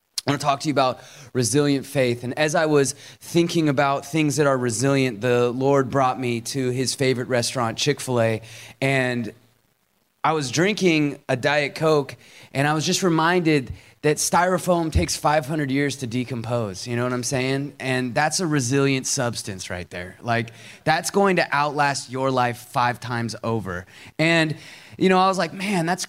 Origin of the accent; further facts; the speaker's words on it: Seattle, Washington, United States; moved away as an adult; now in Atlanta, United States; I grew up in Seattle, Washington. I moved out to Atlanta, Georgia in 2013 to help start a church